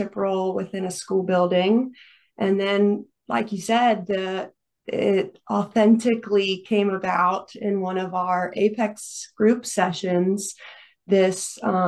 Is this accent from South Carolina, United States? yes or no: yes; Greenville, South Carolina, United States; also born or lived in Florida; came back to my hometown of Greenville, South Carolina